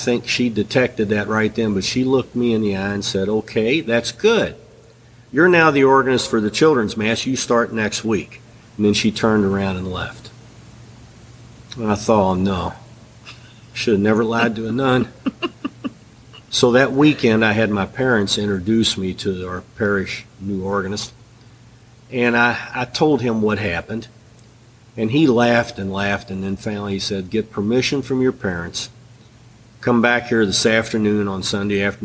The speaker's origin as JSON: {"language": "English", "country": "United States", "said": "I'm from the United States"}